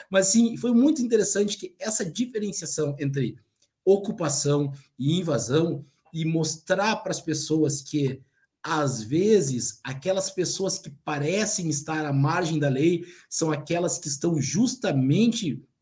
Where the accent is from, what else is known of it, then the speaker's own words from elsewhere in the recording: Cascavel, Paraná, Brazil; born there; O MST foi criado em Cascavel, isso é a coisa mais importante.